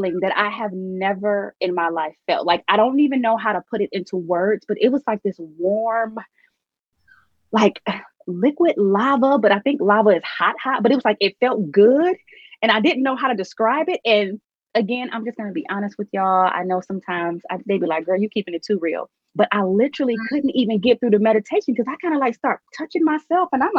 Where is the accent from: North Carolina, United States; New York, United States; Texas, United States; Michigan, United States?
Michigan, United States; Detroit; I'm from Detroit